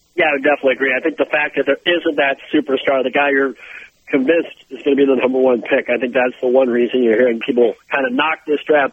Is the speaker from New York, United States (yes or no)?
no; Minnesota, United States; my home state here in Minnesota